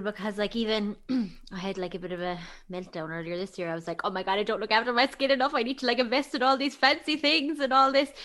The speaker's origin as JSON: {"language": "English", "country": "Ireland", "said": "We're terrible Irish people, including myself"}